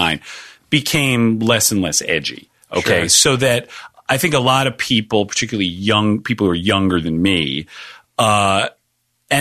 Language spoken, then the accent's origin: English; Atlanta, Georgia, United States; moved away as an adult; also born or lived in Boston, Massachusetts; now in Los Angeles, United States; As a very young child growing up in the Atlanta suburbs